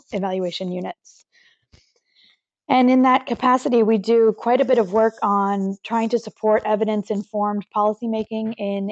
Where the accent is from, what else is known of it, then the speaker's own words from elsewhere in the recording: Santa Cruz, California, United States; now in Paris, France; I am from Santa Cruz, California in the United